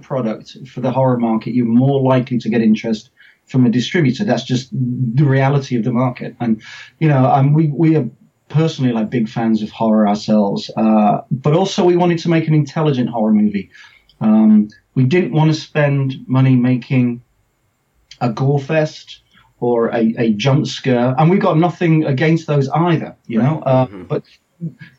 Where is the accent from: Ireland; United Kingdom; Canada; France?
United Kingdom; England; accent: English; as you can tell from my accent, I'm English. I'm the English person